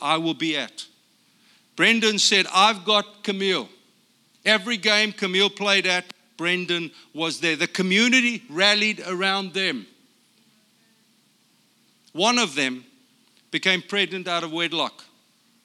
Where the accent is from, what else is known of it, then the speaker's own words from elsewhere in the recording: South Africa; moved away as an adult; also born or lived in Brea, California; now in United States; I'm from South Africa